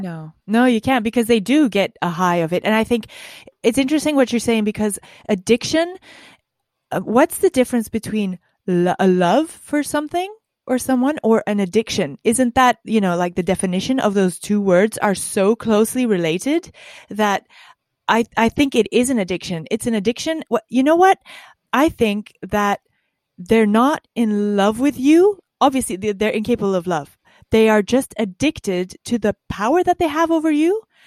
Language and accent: English; Dutch part of Belgium, Flanders, Belgium; I was from the Dutch part of Belgium